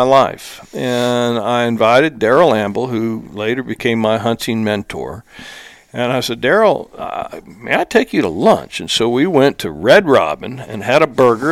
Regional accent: California, United States; I grew up in California

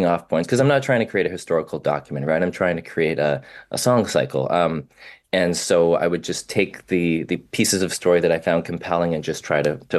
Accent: Vancouver, British Columbia, Canada; I was raised in Vancouver

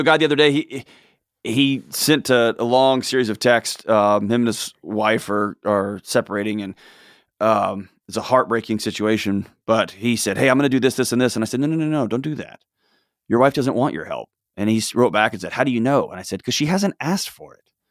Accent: Texas, United States; I was born and raised in Texas

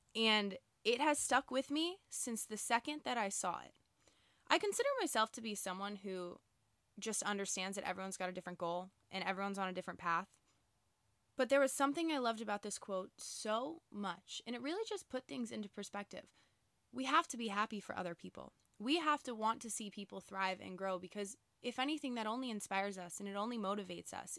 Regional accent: Boca Raton, Florida, United States; I live in Boca Raton, Florida, so I grew up with all the same people, all the same families

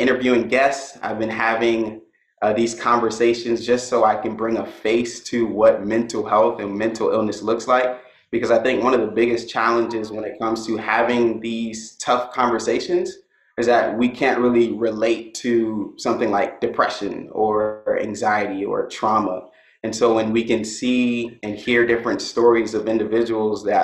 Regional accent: Miami, Florida, United States; I was born and raised in Miami and went to school

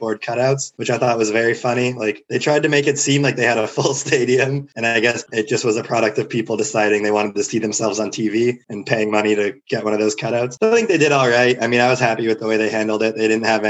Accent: Seattle, Washington, United States; moved away as an adult; I moved away from the Seattle area

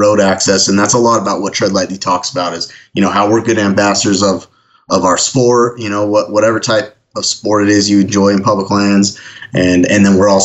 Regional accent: Ogden, Utah, United States; my hometown, which is just kind of ironic, Ogden, Utah is where the Region 4 Forest Service office is

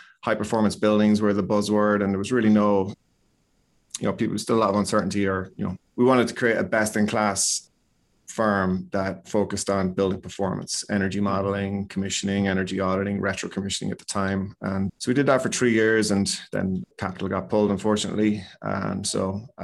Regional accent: Ireland; moved away as an adult; now in Chicago, United States; So we graduated there and moved to the States probably back in 97, 98.

